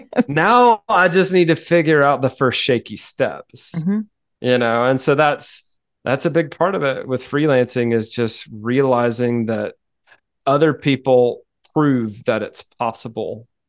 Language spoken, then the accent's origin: English; the South, United States; I mean, I'm a Southerner, like I'm polite to a fault sometimes.